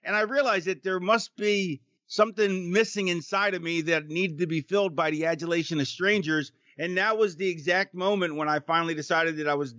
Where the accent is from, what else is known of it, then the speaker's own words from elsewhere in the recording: Florida, United States; I was from Florida, so I grew up in Florida, so we were Dolphins fans.